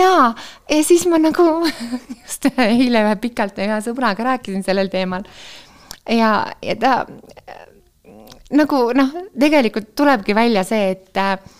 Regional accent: Tartu, Tartu County, Estonia; born or raised there; moved away

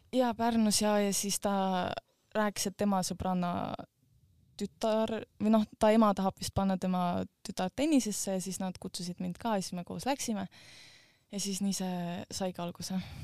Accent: Estonia; ma olen ka Eestist

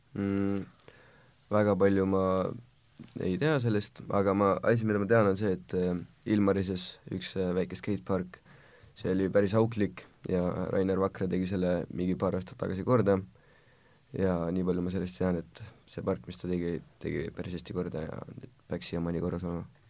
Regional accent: Tallinn, Harju County, Estonia; olen kaheksateistaastane ekstreemsportlane Tallinnast

